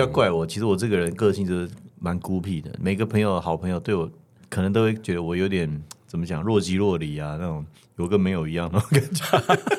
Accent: Taiwan; 我们是台湾长大的

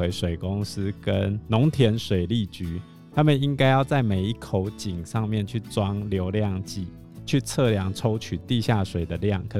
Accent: Taiwan; 我们台湾人也蛮浪费。

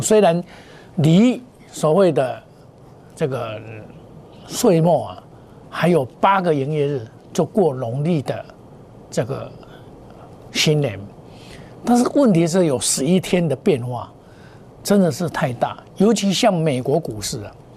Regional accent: Taiwan; 我们台湾话

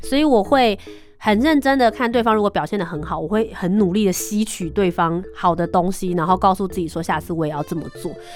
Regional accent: Taiwan; 我是台湾人，台湾 Number One。

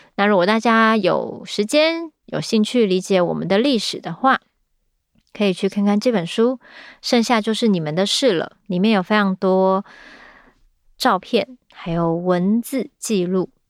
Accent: Taiwan; 但是我们自己生长在这里

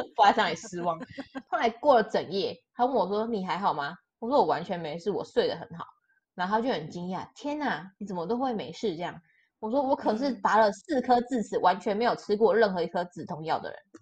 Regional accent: Taiwan; moved away as an adult; now in Austria; 身为一个台湾人，每天受台湾，呃，新闻这样渲染

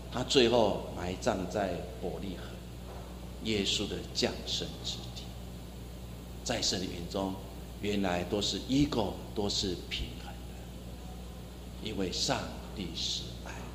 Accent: Taiwan; 我们台湾人常常说，哦，有够碎当当

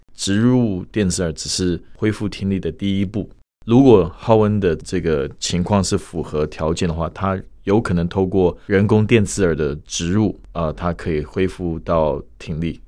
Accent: United States; moved away as an adult; also born or lived in Shanghai, China; now in Taiwan; 我本身是在美国出生长大，所以我中文、英文都可以

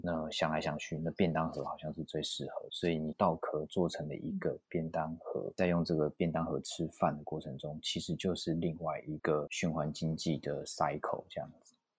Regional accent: Taiwan; 毕竟我出生在台湾，求学、工作，我也从来没有出国念过书

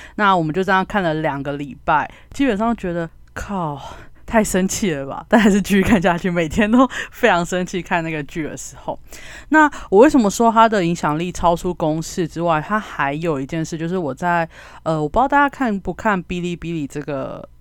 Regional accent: Kaohsiung, Taiwan; 因为我是高雄人，所以我经历过八一气爆

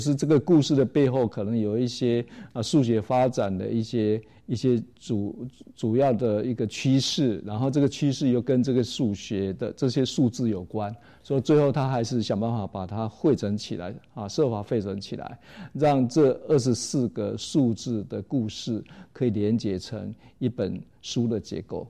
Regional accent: Taiwan; 在我们台湾话里面怎么念

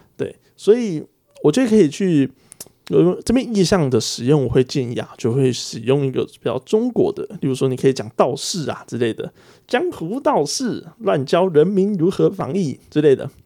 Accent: Taiwan; 这个是我们在台湾用的正确的呃标点符号是上引号跟下引号

